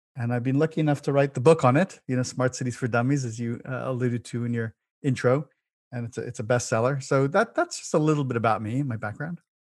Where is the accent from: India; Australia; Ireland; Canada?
Ireland; Dublin, Leinster; moved away as an adult; now in United States; As born in the big city of Dublin City, in Ireland, and I, I, uh, had an amazing childhood there in youth, and in my twenties, I moved to the U S